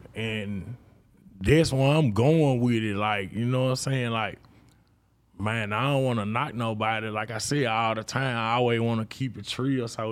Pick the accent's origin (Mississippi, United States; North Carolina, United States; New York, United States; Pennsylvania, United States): Mississippi, United States; I'm from Mississippi